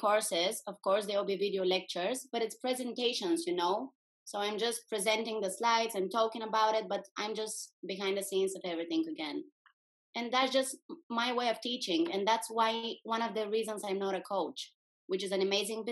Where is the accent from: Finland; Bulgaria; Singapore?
Bulgaria; English is a second language; moved away as an adult; now in Netherlands; I was back in my home country 7 years ago. This is Bulgaria in Europe.